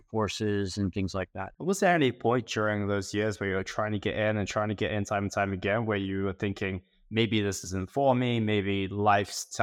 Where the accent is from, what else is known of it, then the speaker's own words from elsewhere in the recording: Oklahoma, United States; also born or lived in Texas; I, uh, I grew up in Oklahoma. We moved from Texas to Oklahoma every